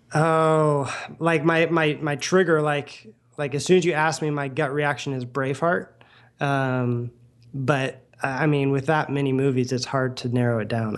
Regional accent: Oklahoma, United States; moved away; I grew up in Oklahoma

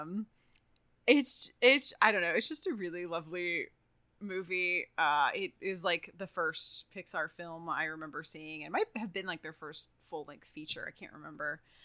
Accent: Texas, United States; now in California, United States; I'm from Texas

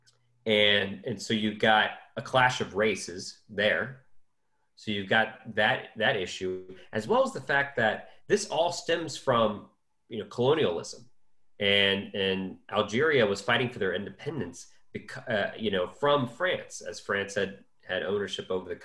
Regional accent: United States; coming from being an American, right? Growing up in the 9/11 and post 9/11 world

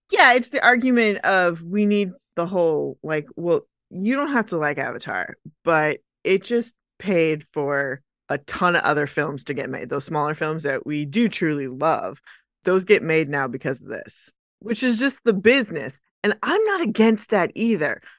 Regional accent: Dallas, Texas, United States; we're from Dallas.

